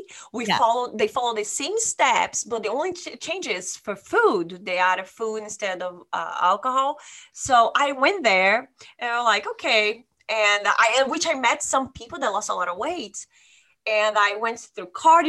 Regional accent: Brazil; moved away as an adult; now in Sonoma, United States; I'm from Brazil and I came to the United States in 2009.

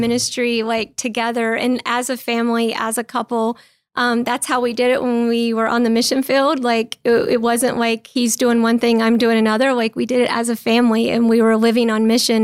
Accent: North Carolina, United States; born or raised there; moved away as an adult; also born or lived in Czech Republic

